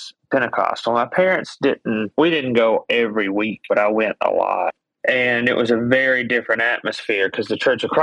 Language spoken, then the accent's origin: English; Greenhill, Alabama, United States; I grew up in Greenhill, which is about half an hour from Muscle Shoals. So right on the Alabama-Tennessee state line.